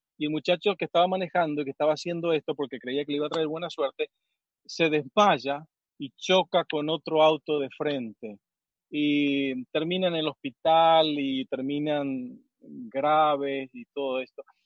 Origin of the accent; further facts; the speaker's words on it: Misiones, Argentina; moved away; yo crecí en Misiones